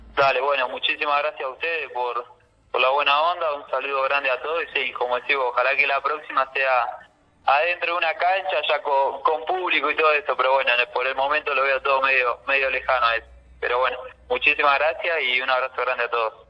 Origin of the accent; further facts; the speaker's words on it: Tandil, Buenos Aires Province, Argentina; also born or lived in Junín; yo arranqué acá en Independiente Tandil, soy de Tandil, arranqué, hice eh, Babi, fútbol infantil, fútbol menor y primera división